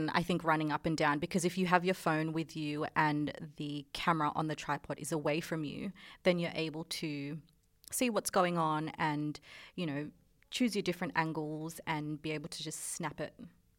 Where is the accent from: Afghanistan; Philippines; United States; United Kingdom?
Philippines; first language Tagalog; English is a second language; because I'm Filipino, mm-hmm. and our language, like, is Tagalog, but we are a colony of Spain.